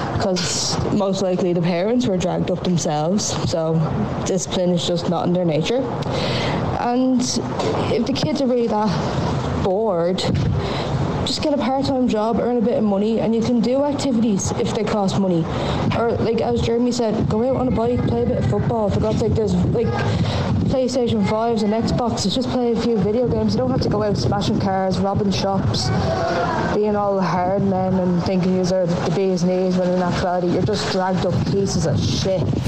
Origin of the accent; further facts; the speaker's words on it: Dublin, Leinster, Ireland; I grew up in Darndale, like you know, and it was a rough old spot